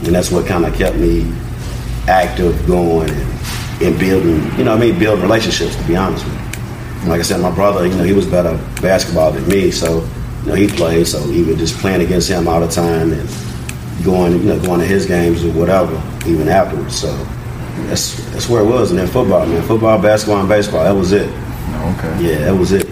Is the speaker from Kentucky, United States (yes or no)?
yes; Louisville, Kentucky, United States; growing up in the West End, just having to watch your surroundings